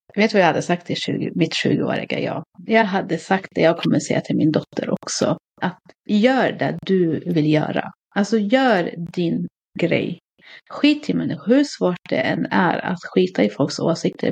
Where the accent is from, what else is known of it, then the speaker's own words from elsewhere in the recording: Katrineholm, Södermanland, Sweden; jag är uppvuxen i Katrineholm, en ganska liten stad.